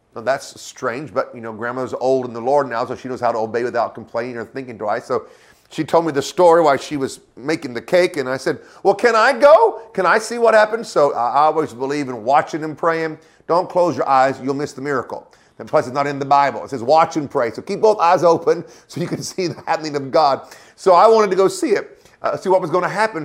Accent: Oklahoma, United States; I grew up in Oklahoma

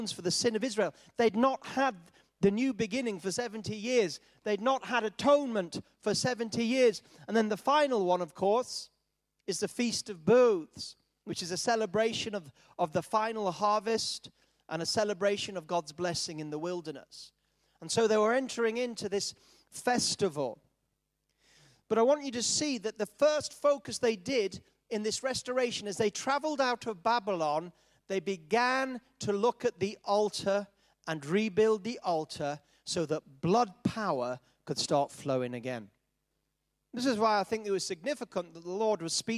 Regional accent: Yorkshire and the Humber, United Kingdom; I was brought up in Yorkshire

